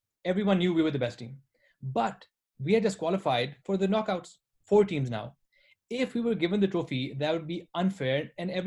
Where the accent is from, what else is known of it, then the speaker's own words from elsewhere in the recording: Multan, Punjab, Pakistan; Multan is basically my hometown and where our businesses, all the things we do, all our farms are.